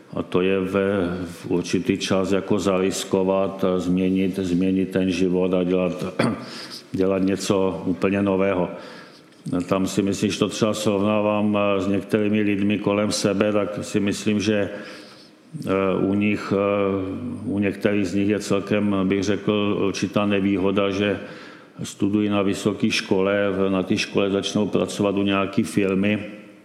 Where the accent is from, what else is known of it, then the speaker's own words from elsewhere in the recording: Czechia; jsme prostě Češi